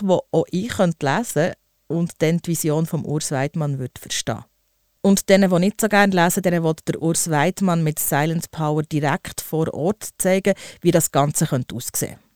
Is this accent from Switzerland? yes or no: yes; Switzerland; bei uns in der Schweiz